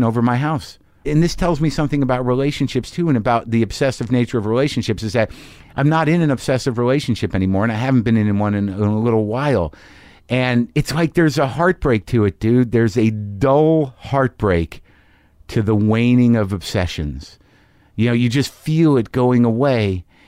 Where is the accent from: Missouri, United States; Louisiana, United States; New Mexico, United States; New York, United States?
New Mexico, United States; Albuquerque; I'm from Albuquerque. It all felt familiar to me.